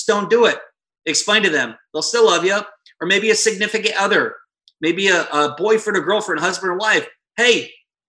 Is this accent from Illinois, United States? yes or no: no; Iowa, United States; moved away; I'm a kid from Iowa, small town.